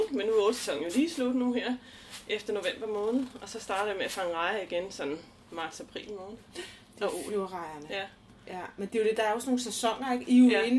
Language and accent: Danish; Glumsø, Zealand, Denmark; Jeg kommer faktisk fra Glumsø